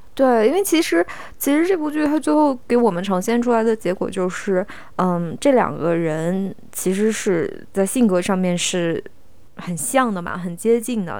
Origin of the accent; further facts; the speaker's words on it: Xinjiang, China; 我们新疆人是，就是我们的牛，牛奶的那个品质不是很高嘛